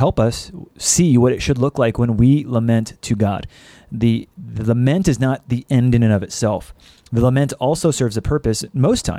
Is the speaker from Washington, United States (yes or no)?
no; Orange County, Southern California, United States; I'm from SoCal. Specifically, I'm from Orange County